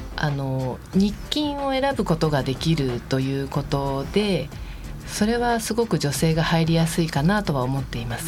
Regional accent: Higashikurume, Tokyo, Japan; moved away as an adult; also born or lived in Shakujii-koen, Nerima, Tokyo; now in Nerima, Japan; 二、え、十、ー、歳ぐらいまでずっと東久留米市におりました

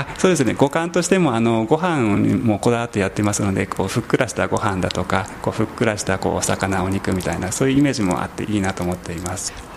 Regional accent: Kagoshima, Japan; also born or lived in Kodaira, Tokyo; now in Tokyo, Japan; 鹿児島の出身です

